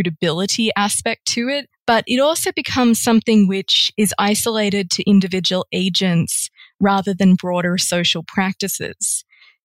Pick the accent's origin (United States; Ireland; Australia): Australia; my home country of Australia